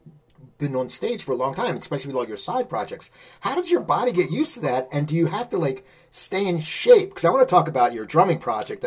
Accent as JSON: {"language": "English", "region": "New Jersey", "country": "United States", "said": "I'm from South Jersey"}